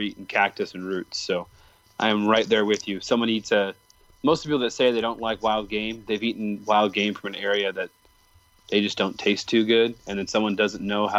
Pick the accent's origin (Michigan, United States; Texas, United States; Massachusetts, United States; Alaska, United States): Michigan, United States; I grew up in near Paramount, which is a huge Dutch community.